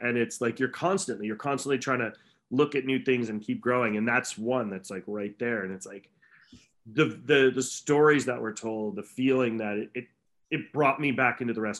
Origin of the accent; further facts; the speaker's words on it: New England, United States; I grew up on Dunkin' Donuts and then Mr. Donuts and all that New England hooey